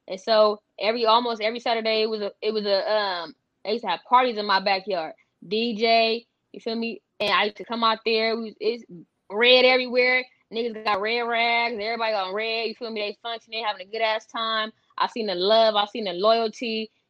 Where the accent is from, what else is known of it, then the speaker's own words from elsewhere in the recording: United States; I'm from Westside, NHB, 27th Street, Parkside.